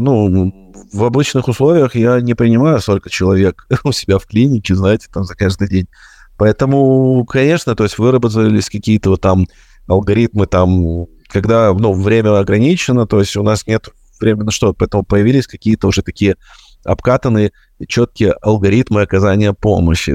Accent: Ukraine; я, как и все украинцы

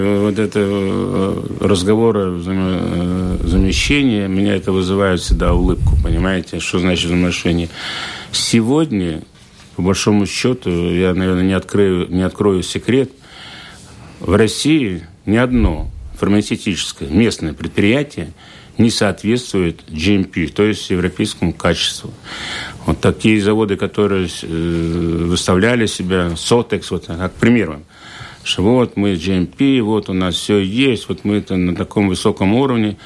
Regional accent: Liepāja, Kurzeme, Latvia; где я родился в Лепо

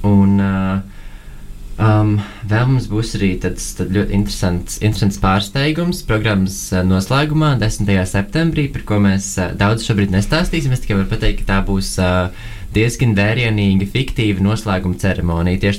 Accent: Latvia; Vēl ņemot vērā to, ka mēs esam pieci kuratori no Latvijas un pieci no Norvēģijas

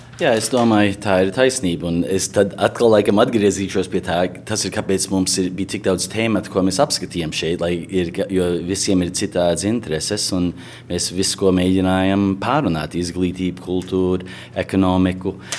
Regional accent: United States; mēs šeit uzaugām Amerikā

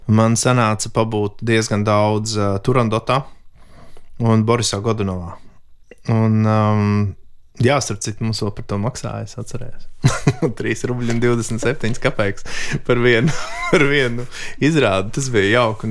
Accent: Latvia; es esmu no Latvijas.

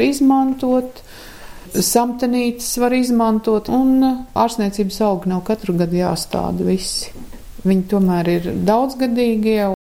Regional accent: Latvia; also born or lived in Ukraine; es esmu dzimis Ukrainā. Un tad mm, tika atpakaļ uz Latviju

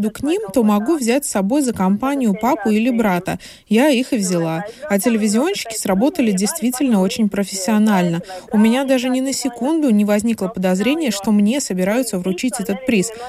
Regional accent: Latvia; Особенность заключается в том, что я родом из Латвии, которую нельзя назвать особо лыжной державой.

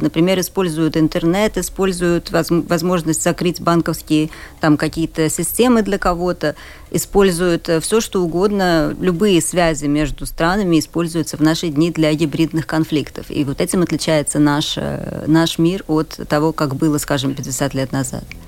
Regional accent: Riga, Latvia; also born or lived in Budapest, Hungary / Cambridge, United Kingdom; Я рижанка, родилась в Риге, и моя мама родилась, выросла в той же квартире в Риге, да, то есть довольно давно уже семья живет в Риге

